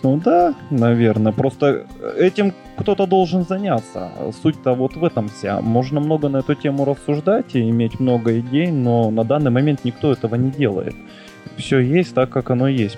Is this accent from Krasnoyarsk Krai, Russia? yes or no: yes; Krasnoyarsk, Krasnoyarsk Krai, Russia; Я из Красноярска, нахожусь под Красноярском